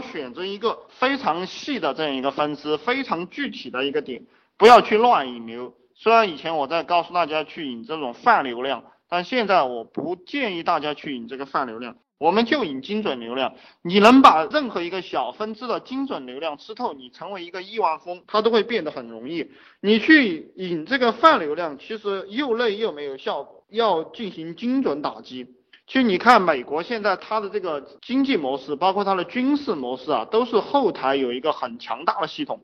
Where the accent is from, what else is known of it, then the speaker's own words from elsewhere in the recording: China; 我们中国人因为。都觉得那个东西会做嘛